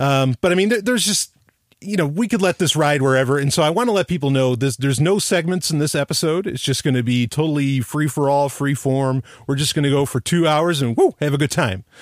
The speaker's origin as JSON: {"language": "English", "town": "New York City", "region": "New York", "country": "United States", "tie": "born or raised there", "said": "I grew up in New York City"}